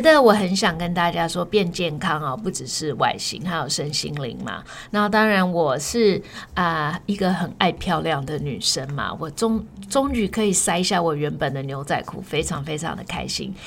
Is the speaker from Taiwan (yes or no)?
no; Australia; 我在澳洲长大的